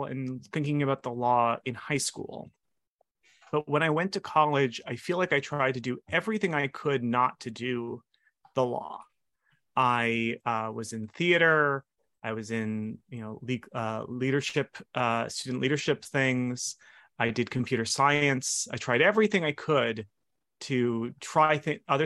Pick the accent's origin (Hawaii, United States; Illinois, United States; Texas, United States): Hawaii, United States; Hilo; moved away as an adult; I was born in Hilo, Hawaii, and I was raised in Hawaii until I was 18.